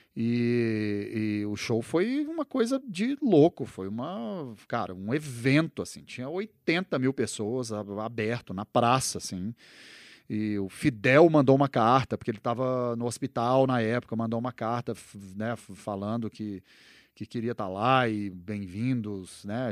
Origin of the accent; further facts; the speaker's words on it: Uberlândia, Minas Gerais, Brazil; moved away as an adult; also born or lived in Uberaba / Belo Horizonte / Los Angeles; now in São Paulo, Brazil; eu sou nascido em Uberaba, né? E daí, mas eu só nasci em Uberaba e aí minha família mudou para, minha mãe mudou para Uberlândia logo na sequência. Então, minha infância foi ali em Uberlândia e tal, e daí na adolescência mudei para BH